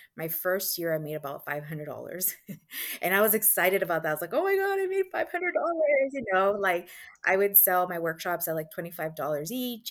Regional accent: Guatemala; moved away; I was born in Guatemala

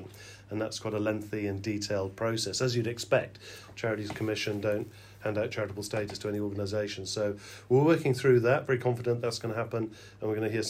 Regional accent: Wales, United Kingdom; moved away; our backgrounds growing up in Wales

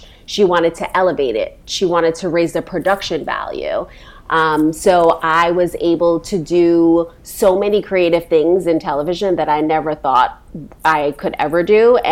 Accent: New York City, New York, United States; We were born and raised in Brooklyn

